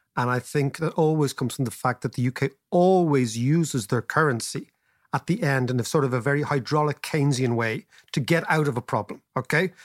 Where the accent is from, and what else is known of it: Ireland